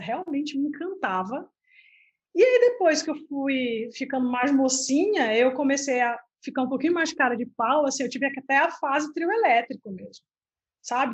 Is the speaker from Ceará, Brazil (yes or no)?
no; Belém, Pará, Brazil; now in Santa Catarina, Brazil; eu sou na, nascida em Belém do Pará e moro em Santa Catarina